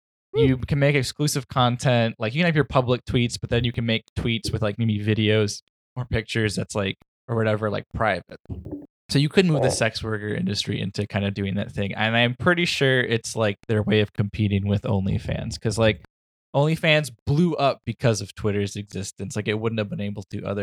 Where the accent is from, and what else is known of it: Michigan, United States; born or raised there